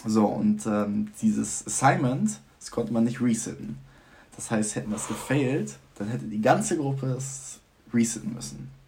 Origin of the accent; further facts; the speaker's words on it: Vechta, Lower Saxony, Germany; moved away as an adult; now in Groningen, Netherlands; ich komme aus Fechter, da wohnen 32.000 ja, Leute.